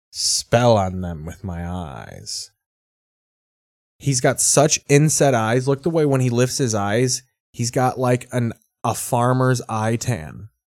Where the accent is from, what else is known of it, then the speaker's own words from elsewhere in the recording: Australia; now in Miami, United States; I'm an Australian guy in Miami, that's real crazy, right?